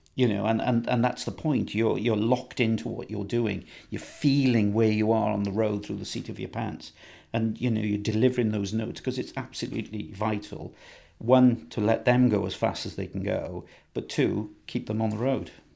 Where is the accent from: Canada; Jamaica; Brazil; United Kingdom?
United Kingdom; Ebbw Vale, Wales; I was born in Ebervale, so I'm a Welsh lad through and through. Um, spent all of my time basically in Wales